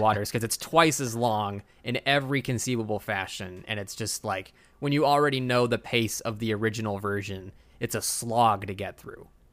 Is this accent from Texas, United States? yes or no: yes; Texas, United States; I'm Texan